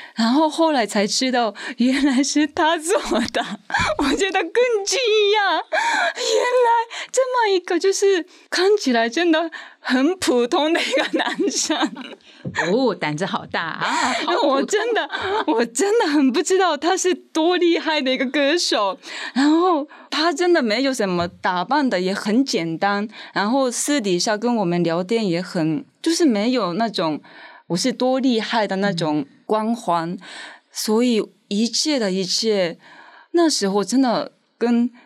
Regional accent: Tokyo, Japan; first language Japanese; Chinese is a second language; moved away as an adult; now in Taiwan; 我的家乡还是日本东京

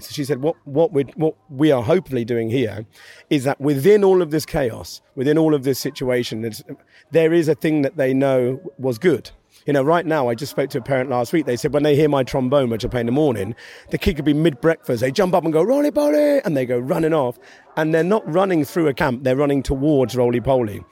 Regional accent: Maidstone, South East England, United Kingdom; moved away; I grew up in Maidstone in Kent

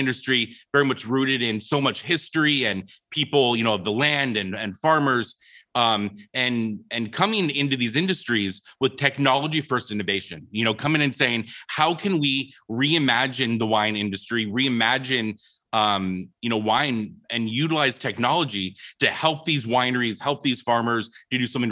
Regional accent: Phoenix, Arizona, United States; when I was 8 years old, I was from Phoenix, Arizona

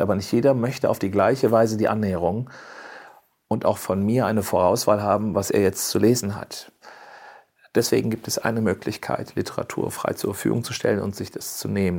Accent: Cologne, North Rhine-Westphalia, Germany; moved away; also born or lived in rural area (unspecified); ich bin ja in Köln geboren und, und wenn ich auch auf dem Land groß, ländlicher groß geworden bin

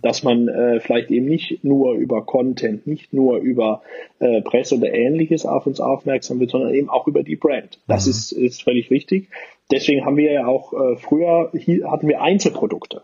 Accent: Aachen, North Rhine-Westphalia, Germany; komme ja wie gesagt aus Aachen, bin äh, echter Rheinländer

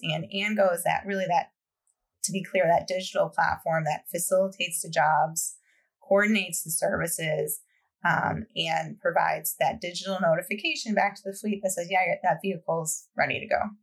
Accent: Michigan, United States; I grew up in Michigan, not far from about an hour or so from Ann Arbor

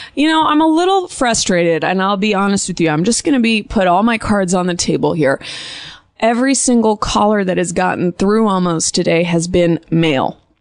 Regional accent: Bay Area, California, United States; now in Los Angeles, United States; It's my hometown.

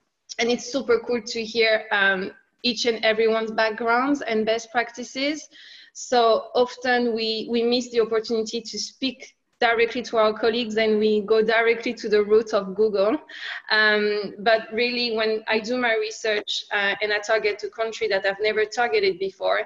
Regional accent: France; accent: French; English is a second language; moved away as an adult; also born or lived in England / Finland / Sydney, Australia / London; I have a French accent. I'm originally from France.

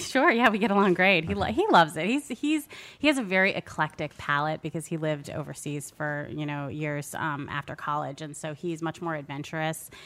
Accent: Maryland, United States; I'm from Maryland

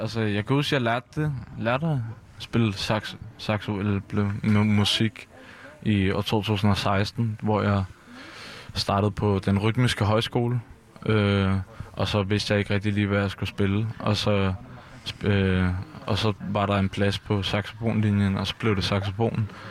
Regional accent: Copenhagen, Capital Region of Denmark, Denmark; Jeg er vokset op herude på Christiania

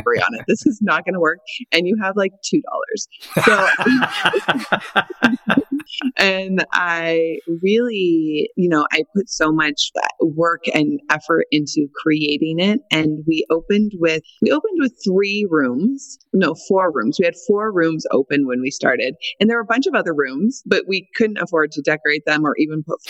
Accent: Montana, United States; moved away as an adult; also born or lived in Washington State; I moved to Washington State from Montana, where I grew up

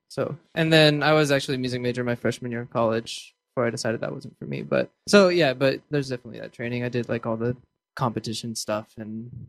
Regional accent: Texas, United States; We're from Texas.

